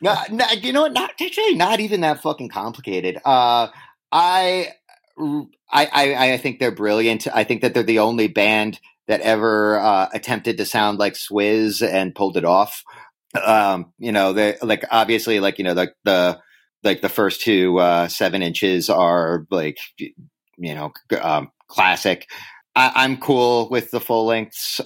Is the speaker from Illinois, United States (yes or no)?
no; Upper Darby, Pennsylvania, United States; moved away as an adult; also born or lived in Boston; now in New York City, United States; I grew up in Upper Darby